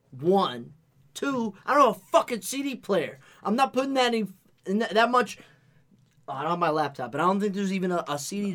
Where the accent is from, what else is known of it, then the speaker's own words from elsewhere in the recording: Connecticut, United States; we're from Connecticut.